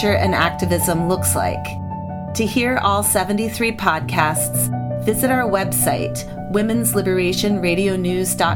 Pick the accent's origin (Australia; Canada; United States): United States; Madison, Wisconsin; Madison, Wisconsin, my hometown